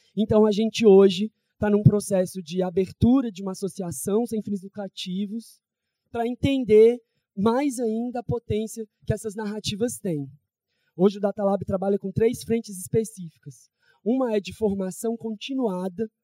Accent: Federal District, Brazil; also born or lived in São Paulo; now in Rio de Janeiro, Brazil; eu não sou daqui, eu sou do Distrito Federal, vivi em São Paulo, e vim para o Rio

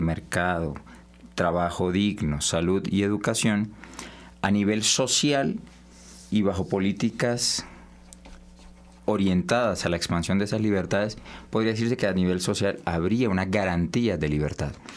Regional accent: Colombia; Nosotros como sociedad colombiana

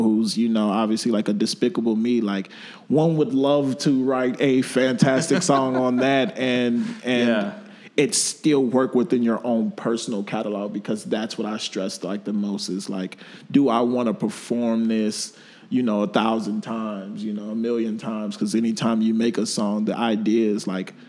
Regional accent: Miami, Florida, United States; now in Chicago, United States; I feel honored to be a part of the Chicago scene as, like, an adoptive child because I'm from Miami

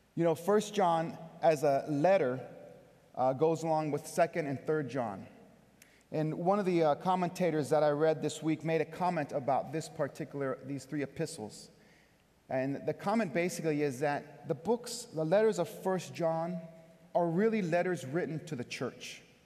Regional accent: California, United States; moved away as an adult; also born or lived in Brooklyn, New York; now in Buffalo, United States; I'm from California. I've lived in Buffalo for one year. I've lived in Brooklyn for three years previously

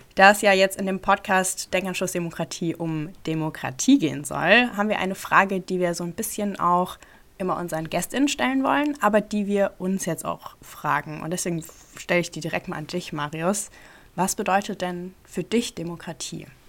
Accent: Ludwigshafen, Rhineland-Palatinate, Germany; now in Mainz, Germany; Ich komme eigentlich schon immer aus Rheinland-Pfalz und bin auch immer noch hier. Äh, ursprünglich aus Ludwigshafen.

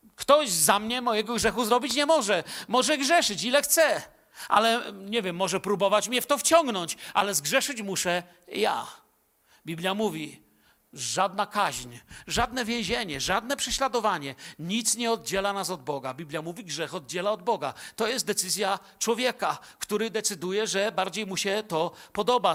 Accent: Bielsko-Biała, Silesian Voivodeship, Poland; born or raised there

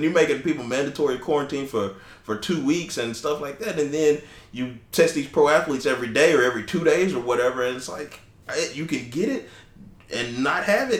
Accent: Texas, United States; I'm from Texas.

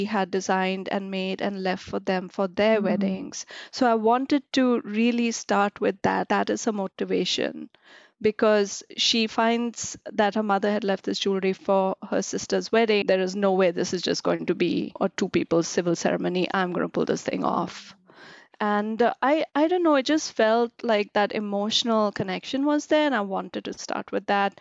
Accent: Delhi, India; moved away as an adult; also born or lived in Australia; now in United States; I grew up in Delhi. And I moved to Australia when I was in my early 20s.

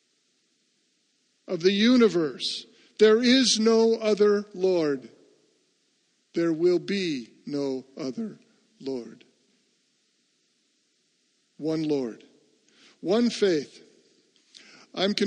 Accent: United States; I am an American and happy to be one.

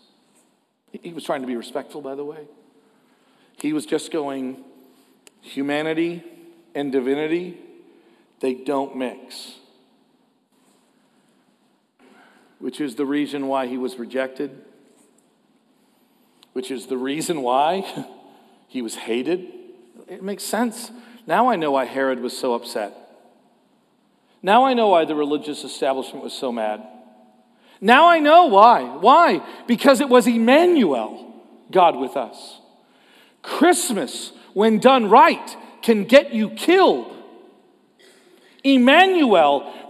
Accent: Canada; as a Canadian

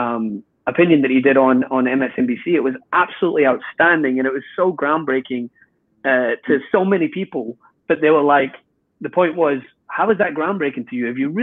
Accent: Scotland, United Kingdom; my own people, mate, I'm Scottish.

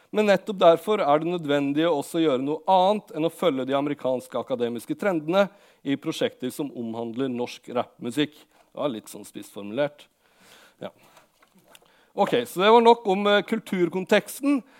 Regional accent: Lillehammer, Innlandet, Norway; jeg kom fra Lillehammer, og da jeg vokste opp, så hadde Lillehammer et veldig stort uh, hiphop-miljø som eh, jeg på en måte vokste opp

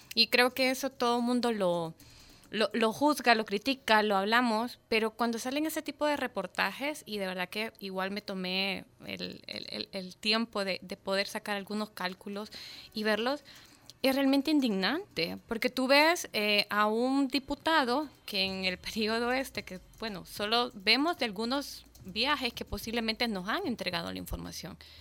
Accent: El Salvador; como salvadoreño

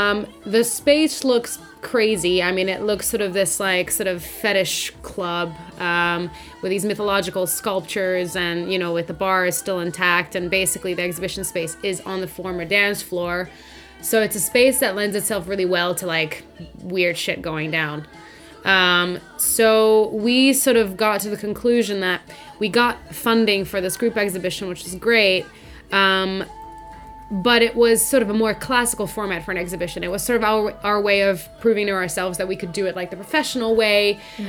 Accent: Hungary; English is a second language; now in London, United Kingdom; I'm from Hungary. Moved to London about 5 years ago. And even though my accent doesn't sound like any of those things, but I sort of got it from YouTube videos

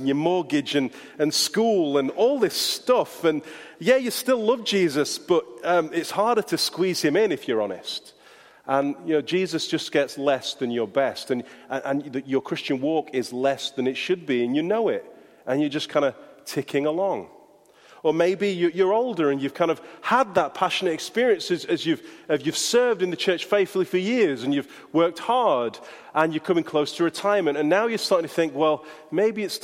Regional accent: Yorkshire and the Humber, United Kingdom; accent: Yorkshire; my Yorkshire accent

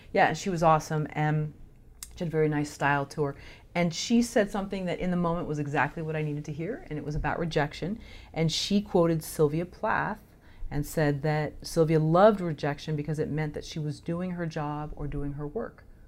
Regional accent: Palo Alto, California, United States; I grew up in Palo Alto

